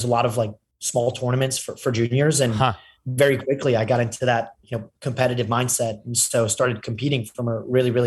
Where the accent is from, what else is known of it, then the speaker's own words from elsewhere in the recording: Paris, Île-de-France, France; moved away; also born or lived in London / Austin, Texas; I was brought up in Paris